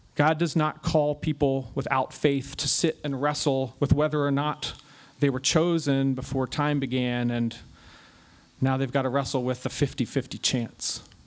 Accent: United States; ourselves as American Christians

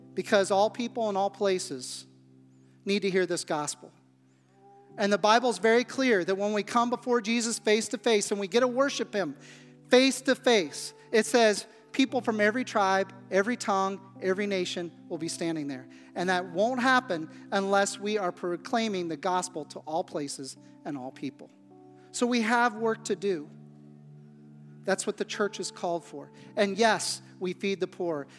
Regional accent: Midwest, United States; growing up in the Midwest where I grew up

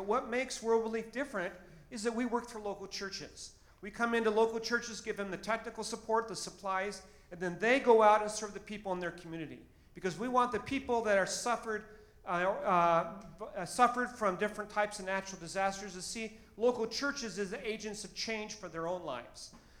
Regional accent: Boise, Idaho, United States; moved away as an adult; also born or lived in Albania; I grew up in Boise, Idaho

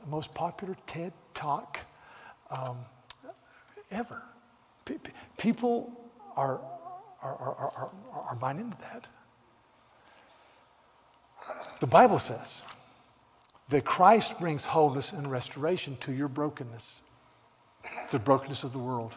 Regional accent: the South, United States; now in California, United States; I'm from the South

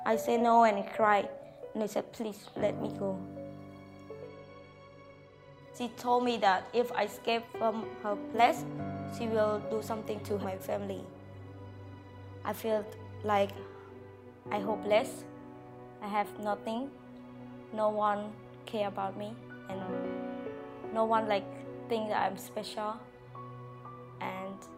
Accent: Phnom Penh, Cambodia; I was born in Phnom Penh

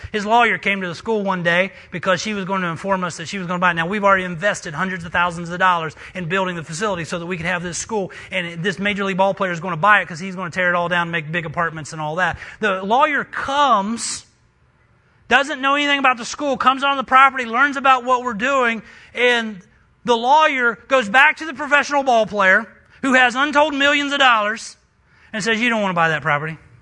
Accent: West Virginia, United States; moved away; I'm a missionary from West Virginia.

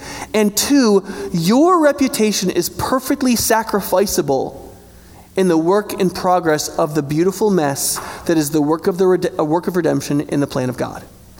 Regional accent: United States; I'm American

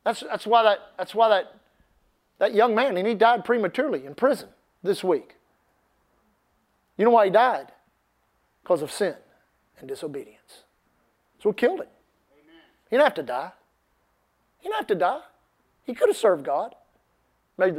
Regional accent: United States; we're American

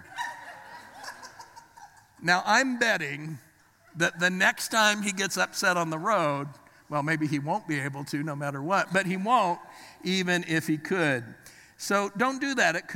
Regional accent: Los Angeles, California, United States; now in Pittsburgh, United States; I was born in the Los Angeles area. I was raised there.

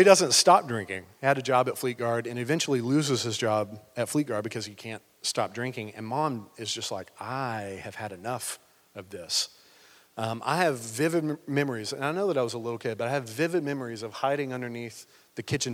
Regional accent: Cookeville, Tennessee, United States; I was born in Cookeville, like on Quinlan Lake Road

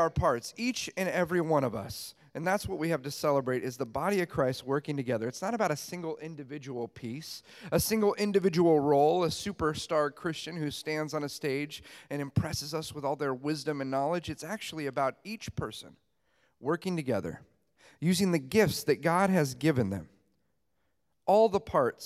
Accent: Los Angeles, California, United States; I'm from Los Angeles, California.

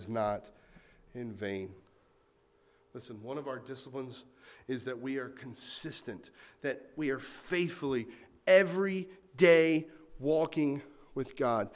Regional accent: North Carolina, United States; I grew up in North Carolina

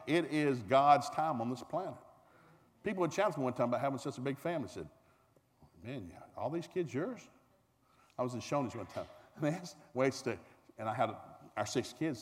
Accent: Tulsa, Oklahoma, United States; I'm from Tulsa, Oklahoma

